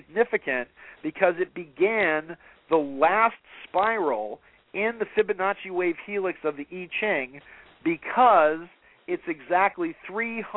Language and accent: English; Atherton, California, United States; I grew up in Atherton up in Northern California.